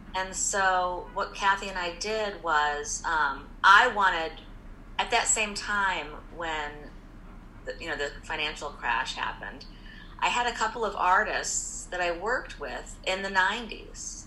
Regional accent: Indianapolis, Indiana, United States; moved away; also born or lived in New York; I'm from Indianapolis originally. I mean, I wasn't born there, but I grew up there and went to school in Indiana

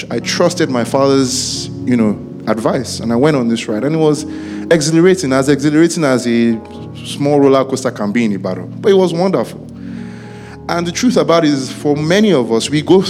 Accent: Ibadan, Oyo, Nigeria; I grew up in Ibadan

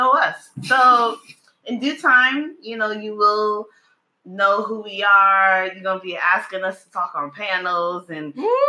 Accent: New York City, New York, United States; also born or lived in Brooklyn; Born in Brooklyn, raised in Queens.

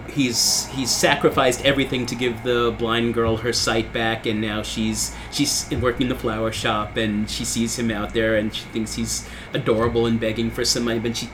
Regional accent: Philadelphia, Pennsylvania, United States; I'm from Philadelphia. I believe in God.

